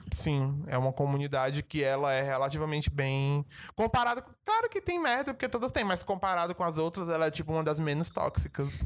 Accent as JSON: {"language": "Portuguese", "country": "Brazil", "said": "Eu sou brasileiro"}